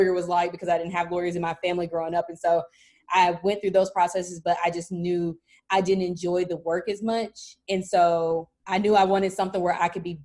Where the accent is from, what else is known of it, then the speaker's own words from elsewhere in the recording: Birmingham, Alabama, United States; I'm from Birmingham, Alabama, born and raised